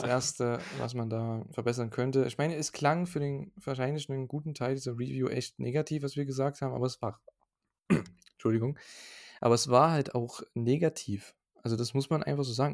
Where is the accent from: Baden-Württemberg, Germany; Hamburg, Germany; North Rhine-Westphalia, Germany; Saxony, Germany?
Saxony, Germany; bei uns in Sachsen